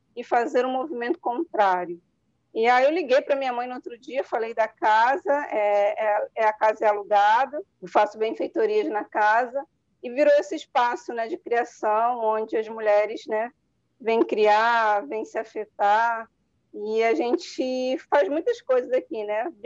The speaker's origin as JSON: {"language": "Portuguese", "region": "Rio de Janeiro", "country": "Brazil", "tie": "born or raised there", "also_born_or_lived": "Natal, Rio Grande do Norte / Niterói", "said": "eu sou de Natal, Rio Grande do Norte, então vim morar aqui na Zona Oeste aos sete anos"}